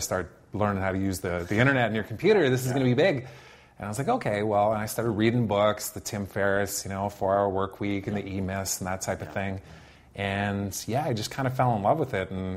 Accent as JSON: {"language": "English", "town": "Saskatoon", "region": "Saskatchewan", "country": "Canada", "tie": "born or raised there", "moved": "yes", "said": "I went to work for a digital agency in my hometown, which is in Saskatoon, mm-hmm. back in Saskatchewan"}